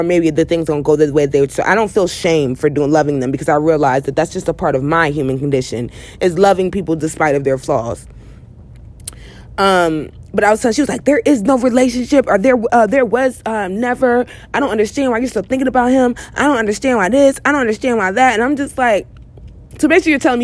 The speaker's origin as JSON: {"language": "English", "country": "United States", "said": "I am American"}